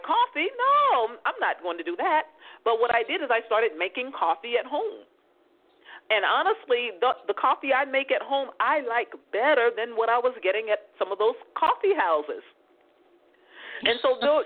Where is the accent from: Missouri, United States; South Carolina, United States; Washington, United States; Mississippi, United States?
Mississippi, United States; now in Los Angeles, United States; I'm from Mississippi, so what we do is eating and talking